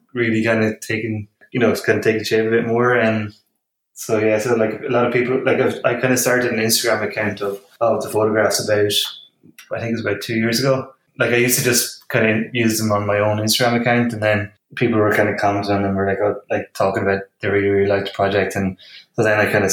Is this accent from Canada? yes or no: no; Midlands, Ireland; moved away as an adult; also born or lived in Sligo; now in Dublin, Ireland; I grew up in the Midlands.